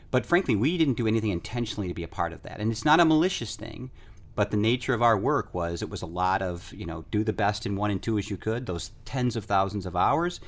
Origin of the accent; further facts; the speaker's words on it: United States; I'm from the United States